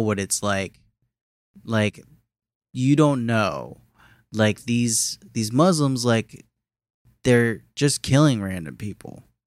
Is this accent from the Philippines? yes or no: yes; Philippines; me for being Filipino